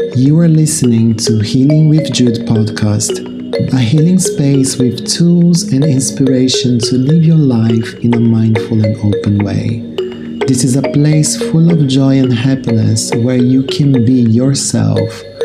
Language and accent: English; Rio de Janeiro, Brazil; We are both Brazilian, we are both from Rio de Janeiro